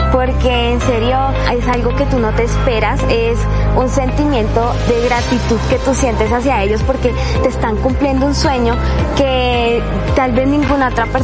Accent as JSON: {"language": "Spanish", "town": "Puerto Wilches", "region": "Santander", "country": "Colombia", "said": "Soy de Puerto Wilches, Santander"}